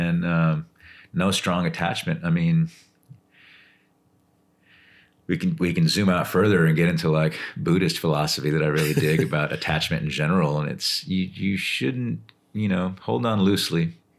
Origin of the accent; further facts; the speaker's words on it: Austin, Texas, United States; also born or lived in Laredo, Texas; And we all moved to Austin when I was super young.